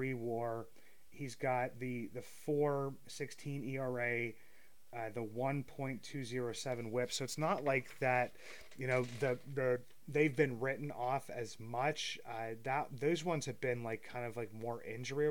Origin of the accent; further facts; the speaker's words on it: Apollo, Pennsylvania, United States; I'm from Apollo, Pennsylvania.